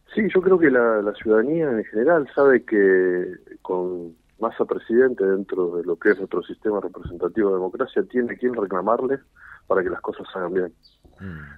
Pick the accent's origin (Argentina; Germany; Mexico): Argentina; Santa Fe; nuestra provincia de Santa Fe